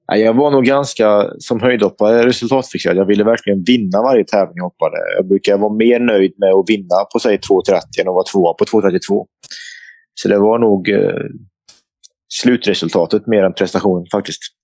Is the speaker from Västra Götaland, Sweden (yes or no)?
no; Forshaga, Värmland, Sweden; farsan och jag hoppade in i bilen hemma i Forshaga